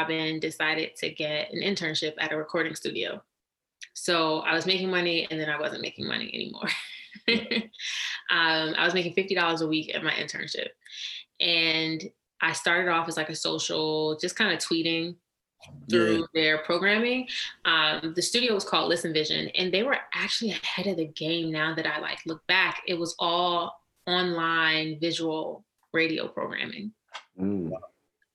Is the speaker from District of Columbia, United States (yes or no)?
yes; Washington, District of Columbia, United States; moved away as an adult; also born or lived in New York City; born and raised in Washington, D.C.